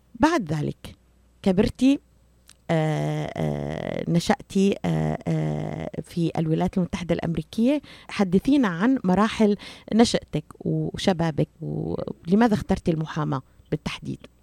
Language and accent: Arabic; Syria; now in United States; انا سوريه وانا اعرف تماما ما ما ما, ما يجري في في وطني